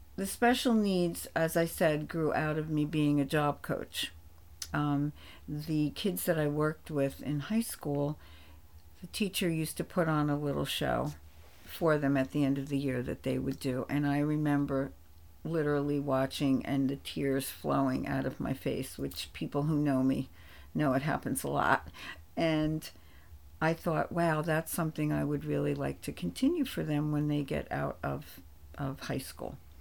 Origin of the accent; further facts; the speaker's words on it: East Rutherford, New Jersey, United States; I grew up in East Rutherford, New Jersey, a small Italian neighborhood